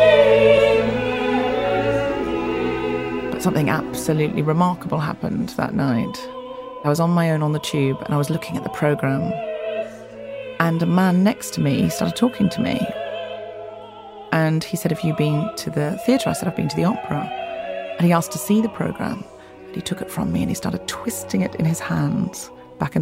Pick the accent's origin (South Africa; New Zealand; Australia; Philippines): Australia; moved away; I was raised in Australia in a beach town